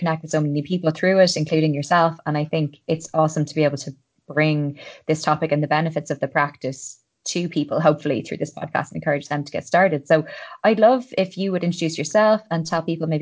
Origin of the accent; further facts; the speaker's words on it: Ireland; I'm an Irish girl